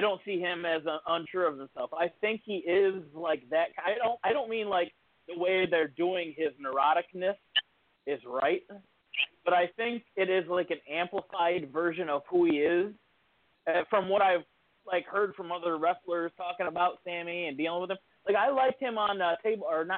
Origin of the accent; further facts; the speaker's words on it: Toledo, Ohio, United States; from Toledo